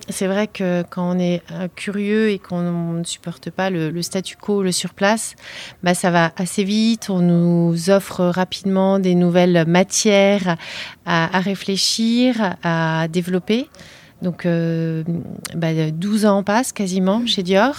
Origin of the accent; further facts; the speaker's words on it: northern Paris suburbs, Île-de-France, France; j'ai grandi euh, en banlieue parisienne, dans banlieue nord